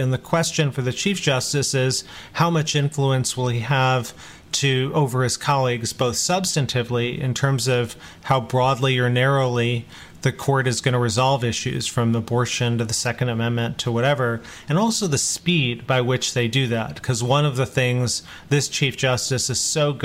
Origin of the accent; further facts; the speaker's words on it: Chicago, Illinois, United States; I was born in Chicago, come from Indian American parents